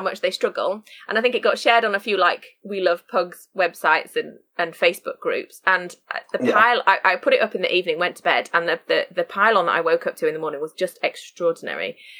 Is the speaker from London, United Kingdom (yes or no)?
no; Sheffield, Yorkshire and the Humber, United Kingdom; moved away as an adult; also born or lived in Shropshire; I now live and work in Sheffield, which is my hometown